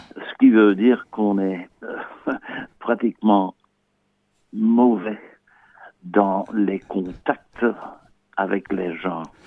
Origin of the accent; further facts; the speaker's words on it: Campine, Antwerp region, Flanders, Belgium; de la région Campine, c'est-à-dire que on est un peu situé euh, région anversois